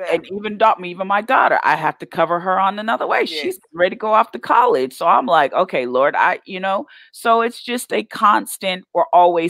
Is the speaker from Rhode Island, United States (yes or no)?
no; Oklahoma, United States; now in Dallas area, United States; I am from Oklahoma. My kids went to Jinx